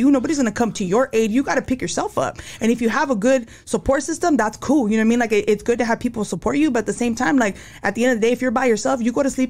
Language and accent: English; Santa Ana, California, United States; born there; so I was born in Santa Ana.